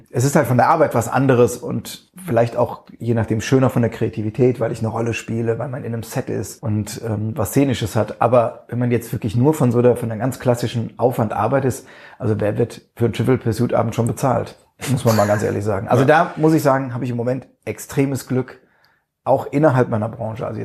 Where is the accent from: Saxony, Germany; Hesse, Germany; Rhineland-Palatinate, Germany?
Rhineland-Palatinate, Germany; Neustadt an der Weinstraße; Richtig, ich bin geborener Pfälzer.